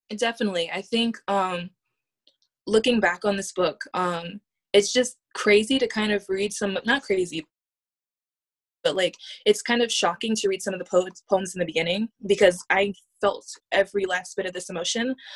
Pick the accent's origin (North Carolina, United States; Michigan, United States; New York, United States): North Carolina, United States; Hope Mills; also born or lived in Honolulu, Hawaii; now in San Francisco, United States; I, I grew up in Hope Mills, which is a small town